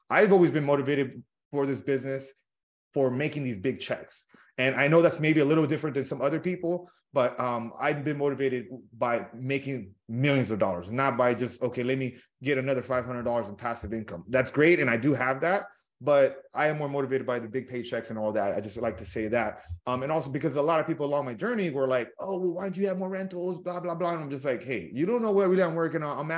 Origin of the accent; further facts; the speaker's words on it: California, United States; So I grew up in Southern California, uh, humble beginnings.